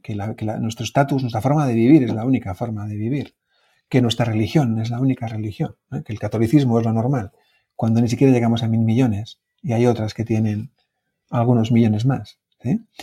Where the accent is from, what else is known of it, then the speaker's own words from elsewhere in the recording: Oñati, Basque Country, Spain; mi pueblo, el pueblo en el que vivo, Uñati